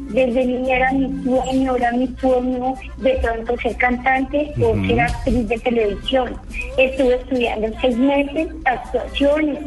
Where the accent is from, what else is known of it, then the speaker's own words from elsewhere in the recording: Monguí, Boyacá, Colombia; mi pueblo, que es Monguí.